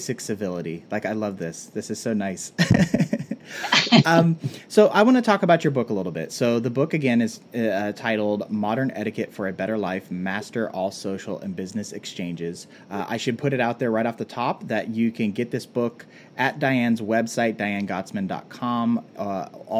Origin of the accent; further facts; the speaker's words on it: West Coast, United States; I'm a West Coast boy who's grew up kind of like laid back